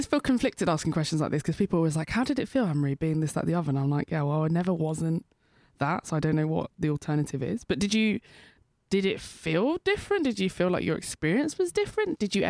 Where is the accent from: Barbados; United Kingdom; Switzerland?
United Kingdom; I'm British Nigerian